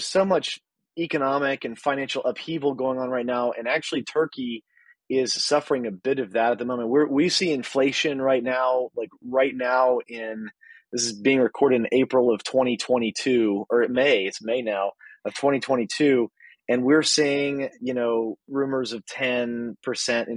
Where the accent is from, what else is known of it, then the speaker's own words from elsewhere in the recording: Texas, United States; moved away as an adult; now in Midwest, United States; So I live in the Midwest now. I'm originally from Texas